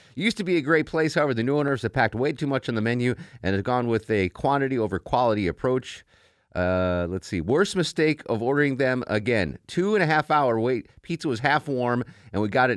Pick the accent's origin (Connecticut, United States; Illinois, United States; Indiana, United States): Connecticut, United States; Torrington; moved away; also born or lived in Atlanta; my hometown Torrington, Connecticut